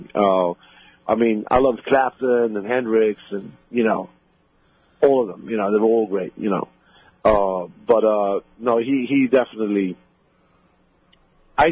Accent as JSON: {"language": "English", "country": "Sweden", "tie": "born or raised there", "moved": "as an adult", "lives_now": "United States", "said": "where I grew up in Sweden"}